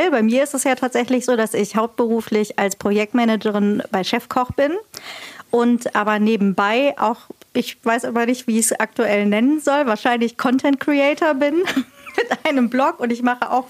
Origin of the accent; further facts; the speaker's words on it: Marburg, Hesse, Germany; Ich bin sowas von in Marburg geboren und in Marburg immer gewohnt und aufgewachsen, auch nicht in einem Dorf oder Stadtteil.